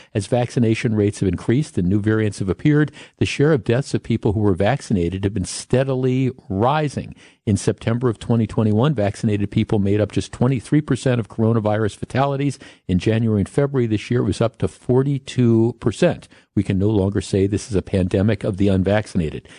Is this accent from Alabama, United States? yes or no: no; Glendale, Wisconsin, United States; I grew up in Glendale, went to Nicolay High School